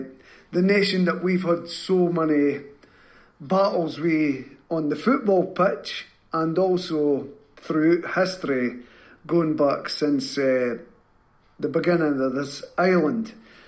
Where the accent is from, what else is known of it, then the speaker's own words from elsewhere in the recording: Scotland, United Kingdom; As Scottish people, we hate to keep positive because we get so many knockdowns.